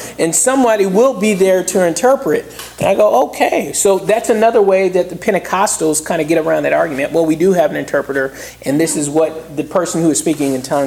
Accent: Southeast Georgia, United States; I grew up in Southeast Georgia

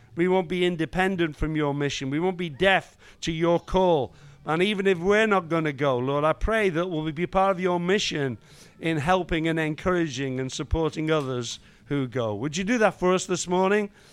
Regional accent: Liverpool, North West England, United Kingdom; I was raised in Liverpool

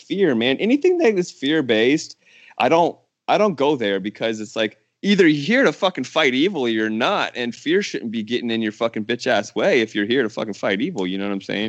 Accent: Herndon, Virginia, United States; moved away as an adult; also born or lived in California / New Orleans; I grew up in Northern Virginia, right outside of Washington, D C

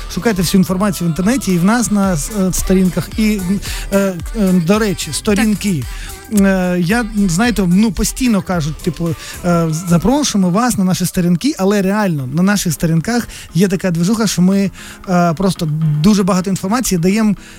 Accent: Kremenchuk, Poltava Oblast, Ukraine; ми з Кременчука, Кременчук маленьке місто

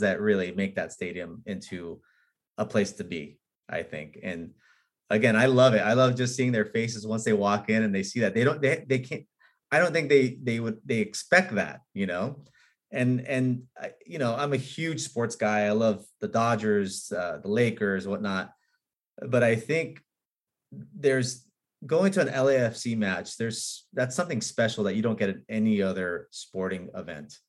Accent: Los Angeles, California, United States; I was born in in Hollywood. I grew up on Beechwood, right near the Hollywood sign

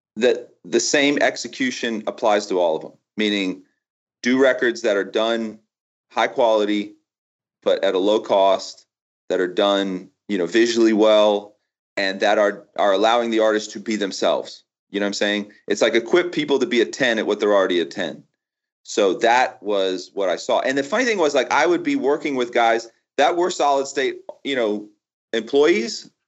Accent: Florida, United States; I grew up in Florida, right? I never known anything but Florida

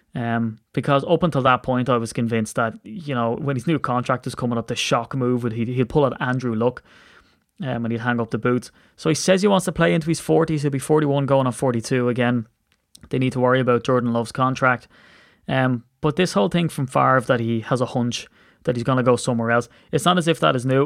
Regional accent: Ireland; I'm an Irish man

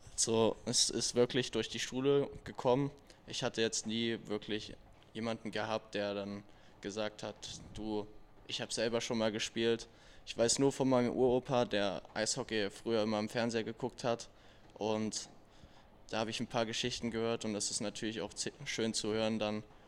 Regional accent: Erfurt, Thuringia, Germany; moved away; in meiner Heimat Erfurt

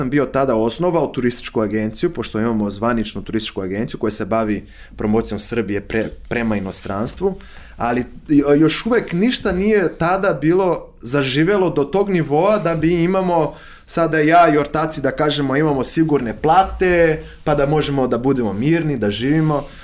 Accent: Rio de Janeiro, Brazil; Croatian is a second language; moved away as an adult; also born or lived in Tiradentes, Minas Gerais, Brazil; now in Serbia; ja sam rođen u Rio de Janeiro, ali, ali mi je, ovaj, uvek sam, ja sam odrastao na relaciji između Rio de Janeiro, koji je veliki grad sa preko 10 miliona stanovnika

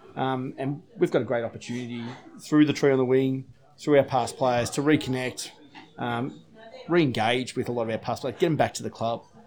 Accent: Terang, Victoria, Australia; moved away as an adult; now in Barwon Heads, Australia; I'm originally from Terang. Played, uh, played footy down at Terang

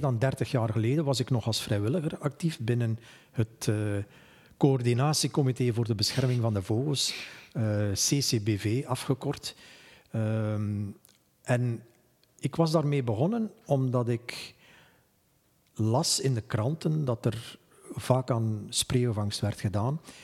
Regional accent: Flanders, Belgium; hier bij ons in Vlaanderen

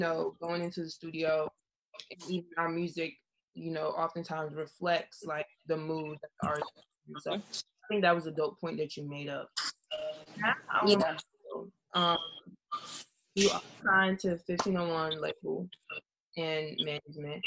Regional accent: New Jersey, United States; I'm from North Jersey, so it probably takes so I'm very close to New York

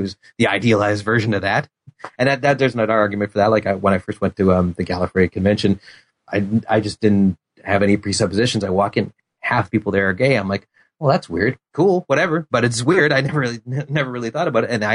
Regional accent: Edmonton, Alberta, Canada; I grew up in Edmonton

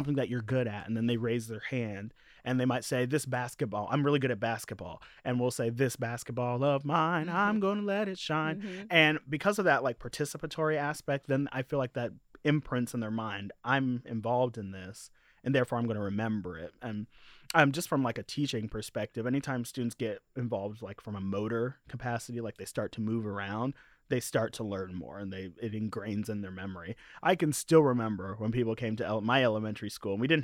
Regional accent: Marion, Indiana, United States; also born or lived in Louisville, Kentucky; now in Bloomington, United States; I'm from Marion, Indiana

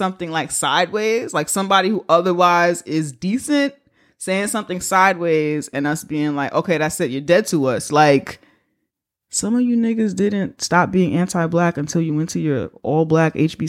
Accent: New York City, New York, United States; We grew up in the Bronx

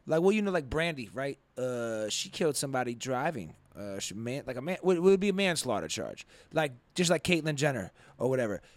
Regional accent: Nevis, St. Kitts & Nevis; moved away; growing up in Nevis, right, in the West Indies

